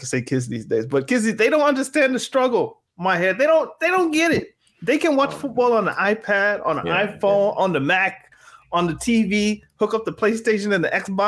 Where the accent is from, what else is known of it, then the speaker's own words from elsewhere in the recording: Canada; But as a Canadian, I was like, of course, I'm a Toronto fan.